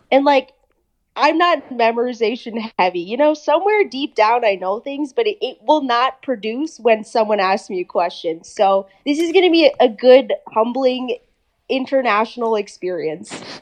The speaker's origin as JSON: {"language": "English", "region": "Minnesota", "country": "United States", "tie": "born or raised there", "also_born_or_lived": "England", "accent": "American", "said": "we eventually moved to good old Minnesota, and then I've been there ever since"}